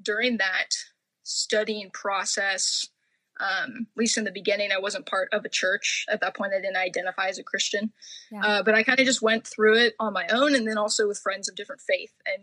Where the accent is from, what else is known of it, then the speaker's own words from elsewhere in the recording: Orange County, California, United States; also born or lived in Oregon; I grew up in Orange County, upper middle class, white conservative